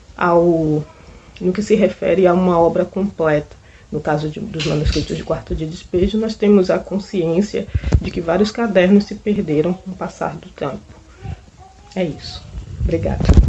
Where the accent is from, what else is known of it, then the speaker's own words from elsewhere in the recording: Salvador, Bahia, Brazil; now in Porto Seguro, Brazil; moro em Porto Seguro, mas sou natural de Salvador, na Bahia